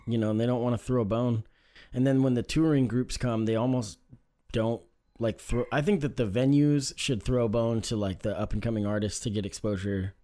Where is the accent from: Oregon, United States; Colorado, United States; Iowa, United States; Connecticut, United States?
Oregon, United States; growing up in Oregon, I mean, it's no secret that it's not super diverse, right?